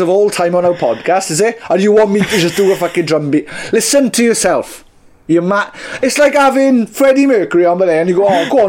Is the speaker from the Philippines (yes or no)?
no; Wales, United Kingdom; we're super Welsh